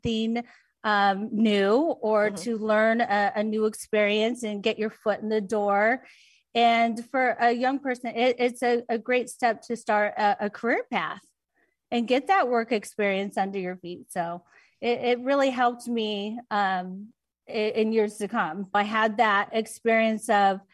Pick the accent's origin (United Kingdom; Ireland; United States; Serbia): United States; Orange County, California; also born or lived in Long Beach, California; now in Las Vegas, United States; early years, we grew up in Long Beach and right outside of LA. And then our parents divorced and we moved to Orange County